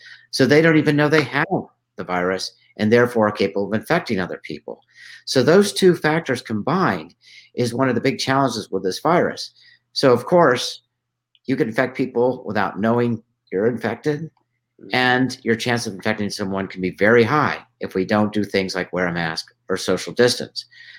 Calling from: Tucson, Arizona, United States; I'm calling in from Tucson, Arizona.

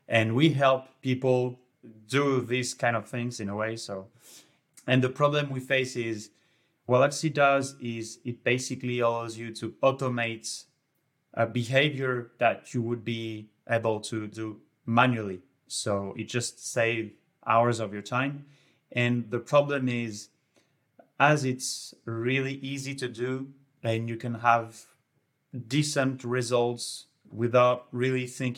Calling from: Montpellier, Occitania, France; And I'm calling from Montpellier, south of France.

